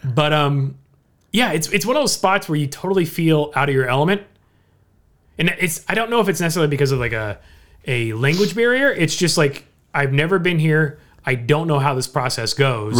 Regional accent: Orange County, California, United States; I'm a lifelong SoCal resident, right? I've, I've born and raised in Orange County.

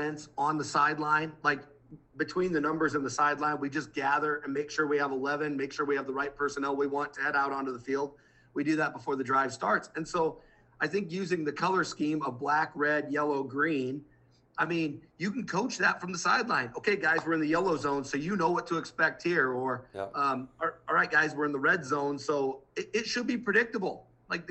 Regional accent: Midwest, United States; I'm from the Midwest.

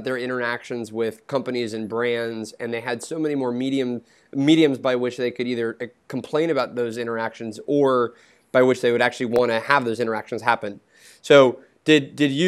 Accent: Seattle, Washington, United States; moved away as an adult; also born or lived in Los Angeles; now in Bay Area, United States; I grew up in Seattle

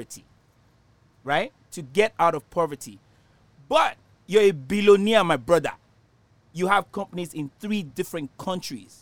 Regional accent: Nigeria; moved away; In Nigeria, when I was growing up in Nigeria

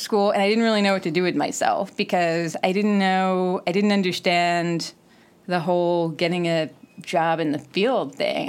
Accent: Missouri, United States; moved away as an adult; also born or lived in Arkansas / New York; Raised in Missouri.

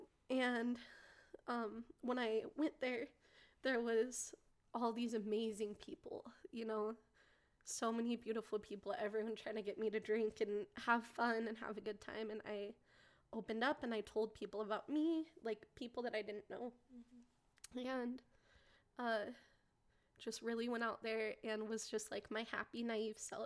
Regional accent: Salt Lake City, Utah, United States; I'm from Salt Lake

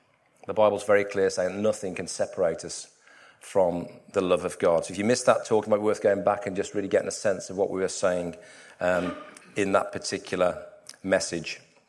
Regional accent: West Midlands, United Kingdom; Where I grew up in the Midlands and the Black Country, lots of canal networks

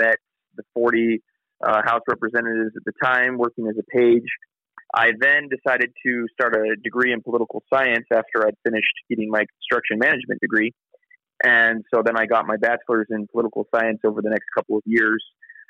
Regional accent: Nenana, Alaska, United States; But I was born and raised in Enana, which is a small village / city that's about 45 minutes south of Fairbanks, heading down Parks Highway towards Anchorage.

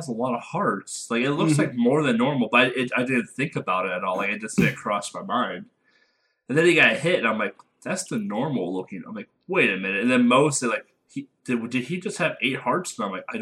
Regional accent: United States; I am American

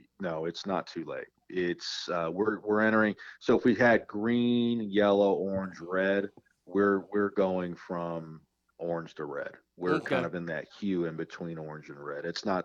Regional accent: California, United States; it happens every day here in my hometown.

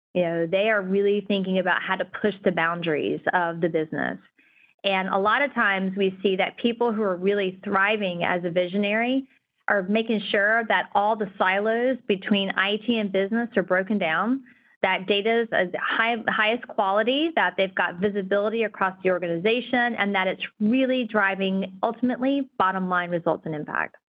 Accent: North Carolina, United States; now in California, United States; I'm from North Carolina

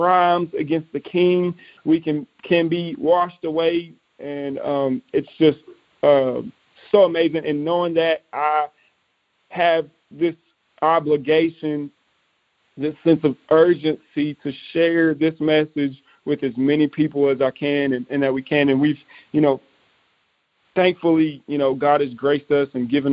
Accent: East Texas, United States; We were able to minister to many, many people in my hometown in East Texas

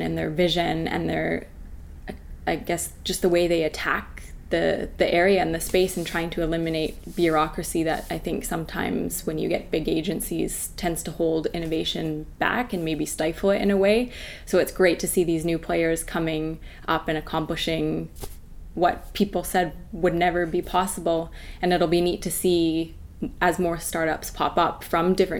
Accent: Calgary, Alberta, Canada; growing up in the Rockies, I spent a lot of time camping, hiking

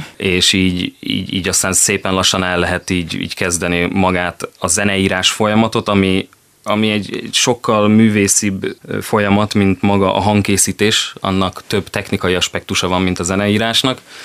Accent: Szeged, Csongrád-Csanád, Hungary; also born or lived in Pécs / Budapest; A hely, ahol fölnőttem, itt érzem magam otthon

